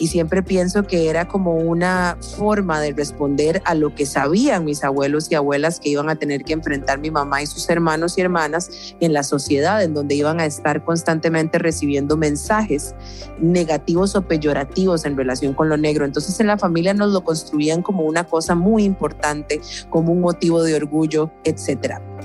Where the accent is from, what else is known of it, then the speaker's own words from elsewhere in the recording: San José, Costa Rica; Yo nací en San José de Costa Rica en 1984